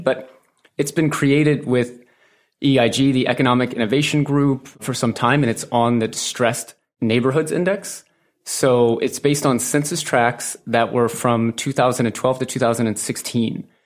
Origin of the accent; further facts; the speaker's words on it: St. Louis, Missouri, United States; moved away as an adult; also born or lived in Manhattan; I grew up in Saint Louis, Missouri, in the Midwest